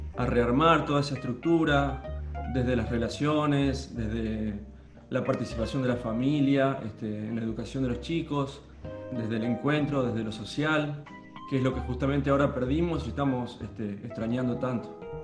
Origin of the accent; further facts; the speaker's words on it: Litoral, Santa Fe, Argentina; Nosotros somos del litoral, de Santa Fe, donde empieza el litoral